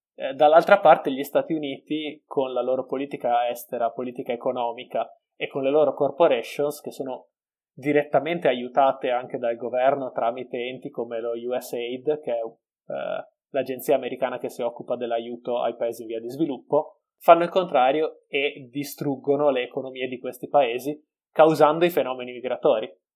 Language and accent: Italian; Veneto, Italy; essendo veneto